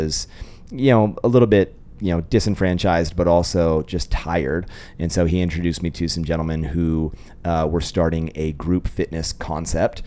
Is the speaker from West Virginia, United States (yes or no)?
no; Sacramento, California, United States; moved away as an adult; also born or lived in Orange County, California; now in Idaho, United States; Sacramento, born and raised, and then moved to Southern California for school